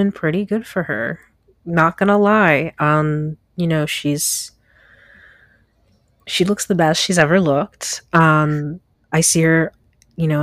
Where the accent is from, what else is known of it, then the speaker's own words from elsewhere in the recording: United States; moved away as an adult; now in Canada; an American living in Canada